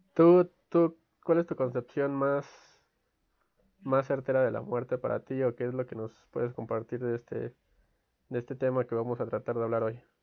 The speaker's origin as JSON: {"language": "Spanish", "country": "Mexico", "said": "como mexicanos"}